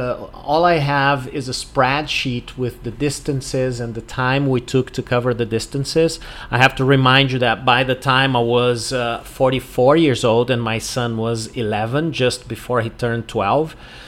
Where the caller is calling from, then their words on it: Porto Alegre, Rio Grande do Sul, Brazil; English is a second language; I'm speaking from Porto Alegre in the south of Brazil.